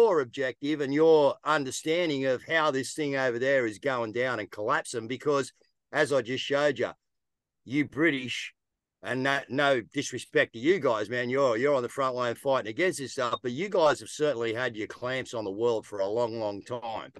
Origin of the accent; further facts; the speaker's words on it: Australia; as an Aussie